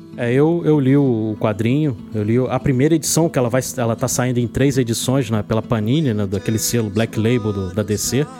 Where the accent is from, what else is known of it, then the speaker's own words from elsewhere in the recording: Rio de Janeiro, Brazil; aqui no Rio de Janeiro, eu que sou do Rio de Janeiro